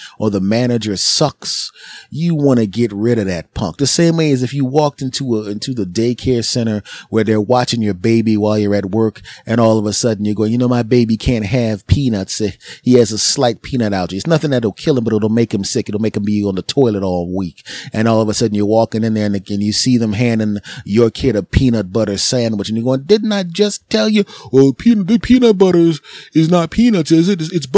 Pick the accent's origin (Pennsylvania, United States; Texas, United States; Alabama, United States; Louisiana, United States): Pennsylvania, United States; Philadelphia; my hometown of Philadelphia